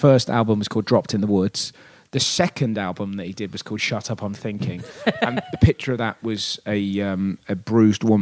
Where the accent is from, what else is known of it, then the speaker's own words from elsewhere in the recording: England, United Kingdom; I'm English